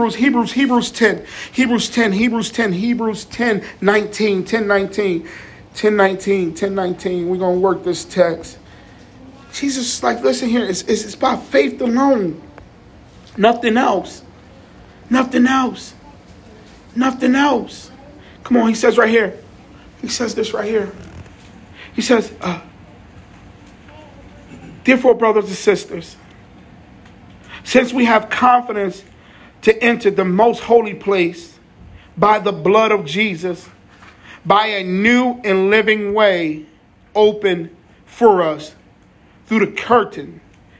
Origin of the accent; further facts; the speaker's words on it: Jersey City, New Jersey, United States; also born or lived in South Plainfield, New Jersey; I'm from Jersey City, PS41. You know what I'm saying? I'm by the way of South Plainfield